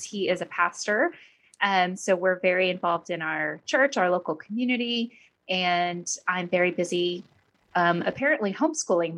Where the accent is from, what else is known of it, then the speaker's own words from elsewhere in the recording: Oklahoma, United States; moved away as an adult; also born or lived in Southern California; now in Texas, United States; I actually grew up in Oklahoma